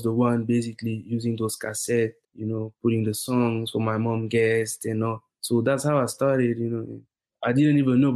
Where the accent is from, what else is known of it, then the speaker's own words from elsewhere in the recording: Senegal; moved away as an adult; also born or lived in Burkina Faso; now in Houston, United States; I was born in Burkina Faso, and then when I was 5, I had to move to Senegal because my parents, they had opportunities there.